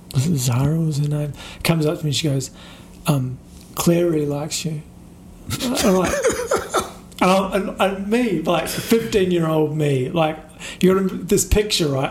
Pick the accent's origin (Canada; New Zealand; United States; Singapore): New Zealand; now in Australia; growing up in New Zealand